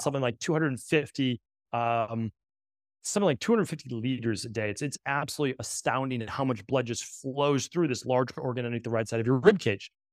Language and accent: English; New England, United States; I'm from New England